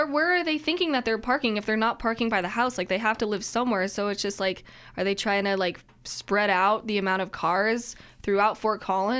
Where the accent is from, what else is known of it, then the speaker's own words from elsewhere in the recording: Japan; moved away; Like, I was born in Japan, and like sushi is my jam.